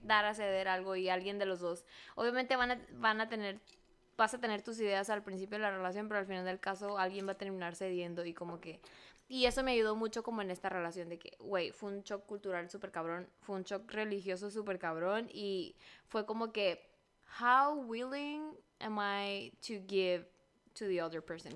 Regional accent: Benjamín Hill, Sonora, Mexico; now in Los Angeles, United States; yo soy de Benjamín Gil y todas las seis, mil personas que viven en ese pueblo

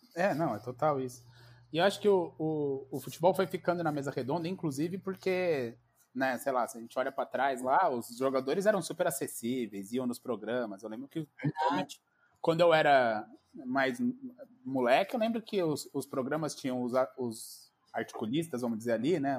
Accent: São Paulo, Brazil; sou de São Paulo, mas nasci, nasci na periferia de São Paulo, em Pirituba. Aí morei um pouco também num outro bairro chamado Morro Doce

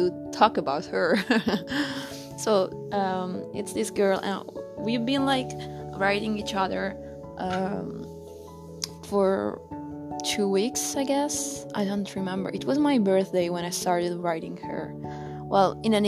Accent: Italy; I'm from Italy

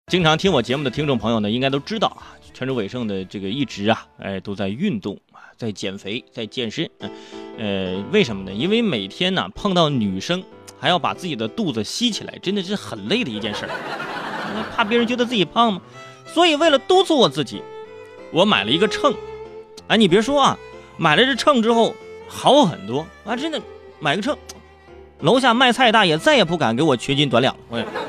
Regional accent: Hebei, China; 比如说我老家河北啊，就在前六名

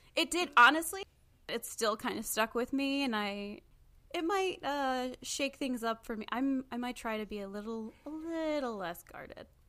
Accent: Michigan, United States; I'm from Michigan

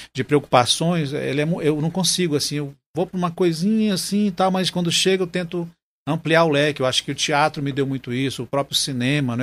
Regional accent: Manaus, Amazonas, Brazil; A minha infância foi muito interessante na Duque de Caxias, né? naquelas quebradas da Duque, que tinha lá o quintal da Dona Lindalva, aqueles quilombolas da Praça 14

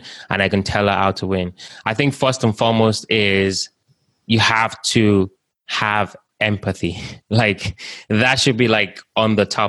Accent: Nigeria; also born or lived in United Kingdom; now in United States; I was born in Africa, like I said, in Nigeria. I lived in the UK. I've started businesses in Lagos. I'm now in the United States

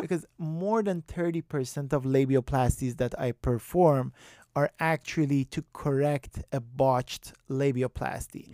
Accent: Iran; moved away as an adult; also born or lived in Tehran; I, I grew up in Iran

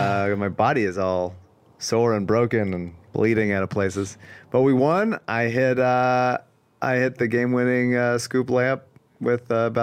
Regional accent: Philadelphia, Pennsylvania, United States; but look, I'm from Philly, dog. You can throw anything at me. I'll keep coming.

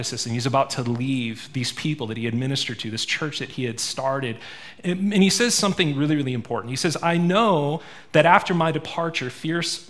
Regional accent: Maine, United States; also born or lived in Springfield, Missouri; now in Montana, United States; I didn't grow up in Montana. I grew up in Maine.

